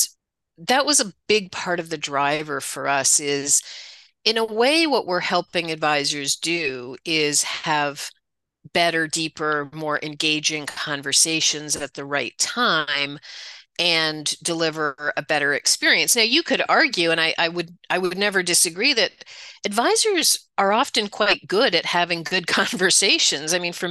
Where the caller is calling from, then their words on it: Toronto, Ontario, Canada; I'm at my home office just outside Toronto